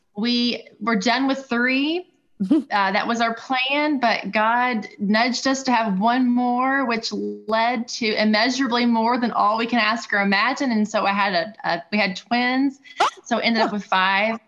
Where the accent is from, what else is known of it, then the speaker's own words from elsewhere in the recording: Louisville, Kentucky, United States; I was born and raised in Louisville